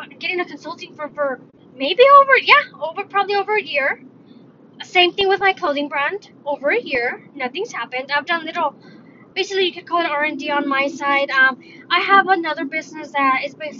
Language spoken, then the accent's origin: English; United States; I'm Mexican. I was born in the States, so I'm Mexican-American